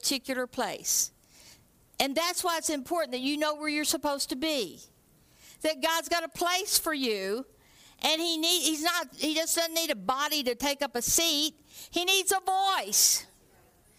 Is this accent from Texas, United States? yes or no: yes; Texas, United States; moved away as an adult; now in Canada; I'm from Texas